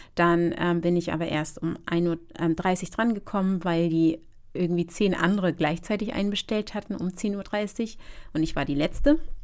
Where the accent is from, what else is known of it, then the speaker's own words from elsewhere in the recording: Hamburg, Germany; ich als ja eigentlich Deutsche, muss man gestehen, ich bin zwar Ghanaisch, aber ich bin hier aufgewachsen